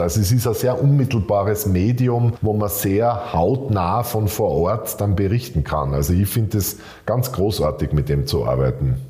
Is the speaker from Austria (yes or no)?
yes; Graz, Styria, Austria; in Graz äh, spazieren zu gehen in meiner Heimatstadt